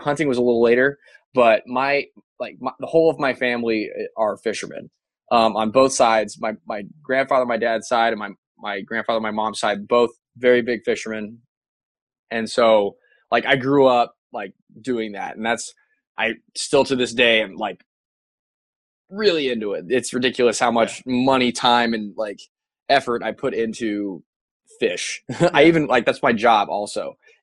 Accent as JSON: {"language": "English", "town": "Pataskala", "region": "Ohio", "country": "United States", "tie": "born or raised there", "also_born_or_lived": "Colorado Springs, Colorado", "said": "I was born in Columbus. Okay, my dad was a graduate school at Ohio State. My mom was working at Bank One downtown Columbus, and I was born here, and we lived in Pataskala"}